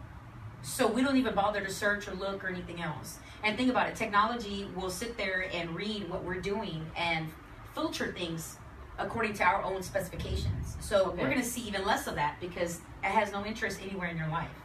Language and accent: English; Texas, United States; I'm from Texas.